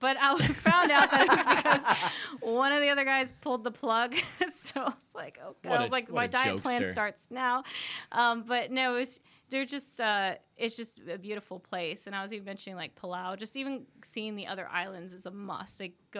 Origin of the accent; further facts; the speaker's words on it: Maine, United States; also born or lived in Guam; So I went to college out in Guam, but I grew up in Maine.